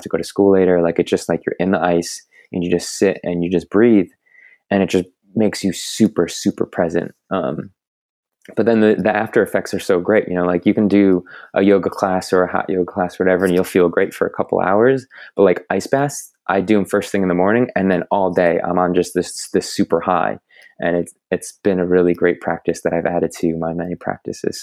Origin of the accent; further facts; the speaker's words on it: New Jersey, United States; moved away as an adult; also born or lived in Boulder, Colorado; now in St. Petersburg, United States; I grew up in New Jersey